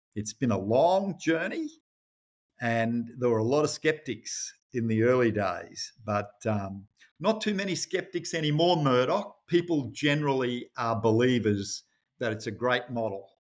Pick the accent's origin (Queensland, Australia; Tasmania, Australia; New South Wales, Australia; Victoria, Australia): Queensland, Australia; Rockhampton; I grew up in Rockhampton, actually, in central Queensland.